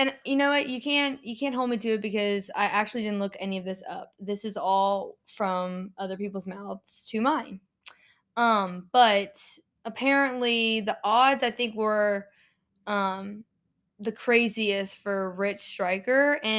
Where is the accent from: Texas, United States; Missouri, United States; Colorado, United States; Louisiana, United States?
Louisiana, United States; Lafayette; moved away; Okay, and we're from Lafayette.